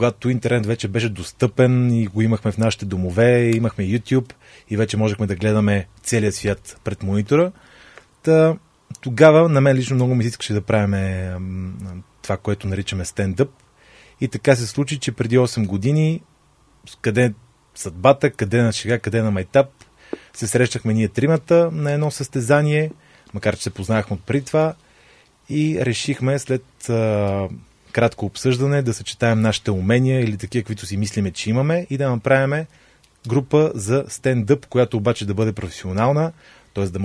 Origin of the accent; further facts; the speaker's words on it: Pernik, Pernik Province, Bulgaria; Аз съм от Перник